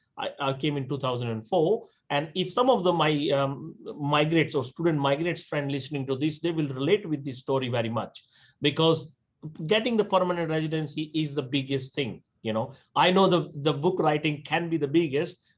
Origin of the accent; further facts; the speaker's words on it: India; moved away as an adult; now in Australia; I'm born and raised in India